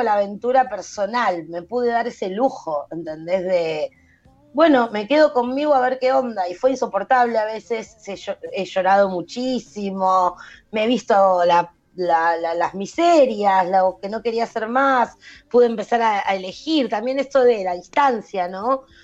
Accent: Buenos Aires, Argentina; also born or lived in an unnamed Argentine province (birthplace); es mi historia, pero es la historia de mucha gente de este país que nació en alguna provincia y no se sabe cómo, está eh, con una familia de capital

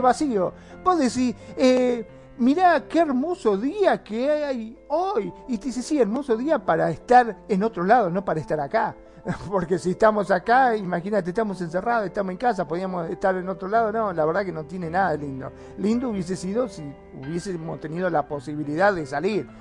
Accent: Argentina; also born or lived in Mar del Plata; acá en mi país, en Argentina

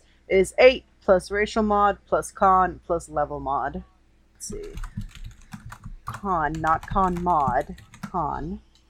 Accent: Germany; first language German; English is a second language; No! I'm practicing my native language, damn it.

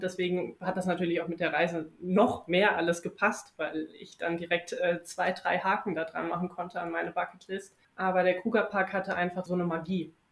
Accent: Wiesbaden, Hesse, Germany; moved away as an adult; now in Bonn, Germany; Ich bin dieses Jahr 30 geworden, auch einer der Gründe, warum ich überhaupt diese Reise gemacht habe. Ich bin gebürtige Wiesbadenerin und lebe jetzt seit über zehn Jahren schon in Bonn.

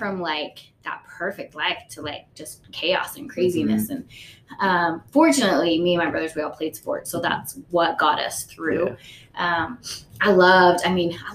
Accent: Utah, United States; also born or lived in New York; I was born in Utah, and you know, in the beginning, for until I was like third grade, I had that typical Utah like you know, mom, dad, brothers.

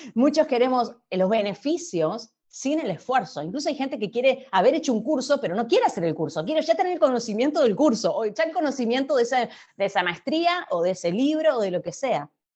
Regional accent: Argentina; soy argentina viviendo en Argentina

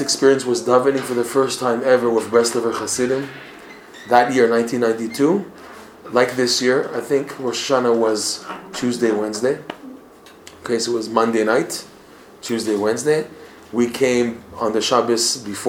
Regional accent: Toronto, Ontario, Canada; moved away; I'm from Toronto originally

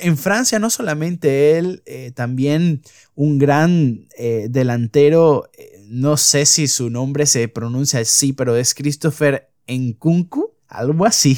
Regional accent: Venezuela; soy de Venezuela

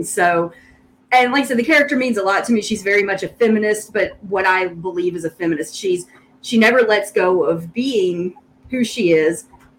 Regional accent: the South, United States; accent: Southern; My Southern accent comes through too much

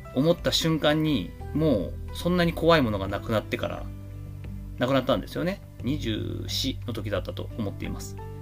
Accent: Kochi, Japan; moved away; 父母が今生活をしている私の故郷高知県

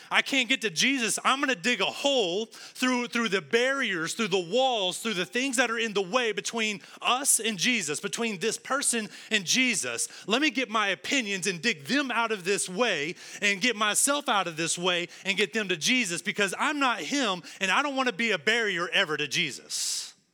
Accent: West Texas, United States; now in Arlington, United States; I'm from West Texas

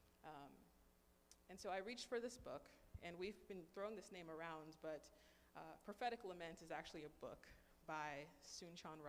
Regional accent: United States; growing up in the American school system

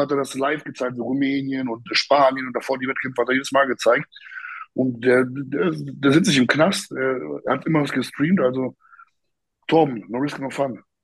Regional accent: Poland; moved away; bei uns in Polen

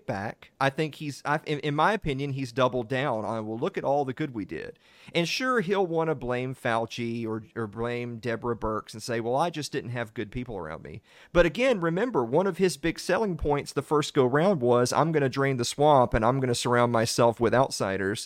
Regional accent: the South, United States; I'm from the South

